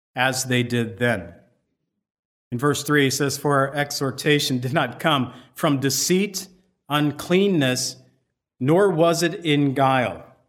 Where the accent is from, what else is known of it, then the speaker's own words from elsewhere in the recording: United States; I'm from America